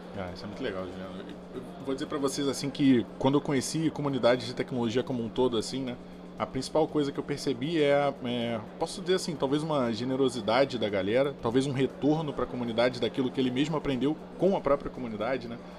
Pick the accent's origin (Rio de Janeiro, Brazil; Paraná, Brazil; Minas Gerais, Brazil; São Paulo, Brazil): Rio de Janeiro, Brazil; Eu sou do Rio